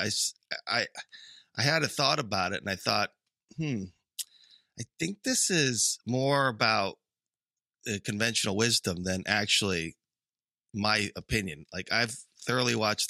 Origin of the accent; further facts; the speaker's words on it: United Kingdom; growing up in Britain